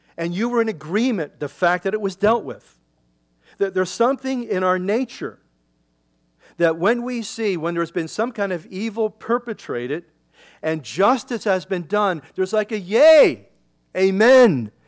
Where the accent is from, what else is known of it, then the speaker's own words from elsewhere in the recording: Philadelphia, Pennsylvania, United States; In Philadelphia, I grew up in the Delaware River